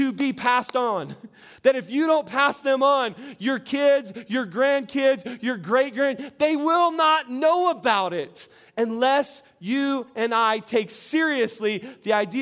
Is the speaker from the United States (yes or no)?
yes; Albuquerque, New Mexico, United States; we're from Albuquerque